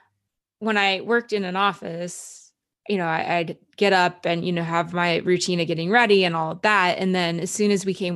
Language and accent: English; Cochrane, Alberta, Canada; also born or lived in Calgary, Alberta; my memories of growing up in Cochrane